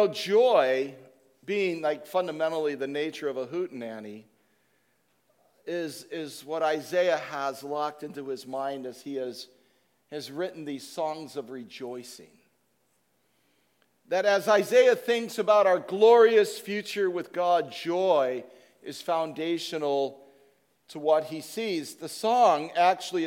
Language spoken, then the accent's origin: English; Chicago, Illinois, United States; moved away; As a kid, I grew up with hootenannies in Chicago